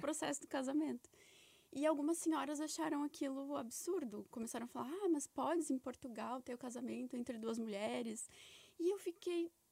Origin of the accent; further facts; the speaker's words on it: Brazil; moved away; eu venho de, um, de uma cidade lá do Brasil que é muito preconceituosa